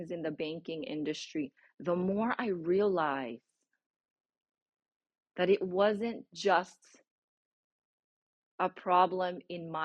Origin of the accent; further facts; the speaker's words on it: Philippines; English is a second language; moved away as an adult; now in United States; I already had spoken a lot of English, broken once in the university that I was in, the Philippines, because that was our medium of instruction